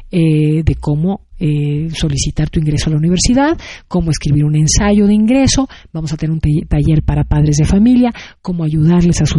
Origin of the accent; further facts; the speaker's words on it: Mexico; now in Sacramento, United States; Así es, y a la imagen y a la percepción de, lo que es México y de lo que somos los mexicanos.